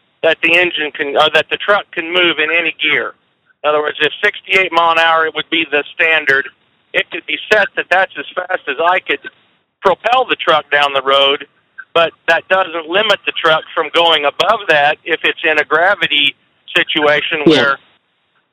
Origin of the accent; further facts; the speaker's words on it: Kansas, United States; my home state of Kansas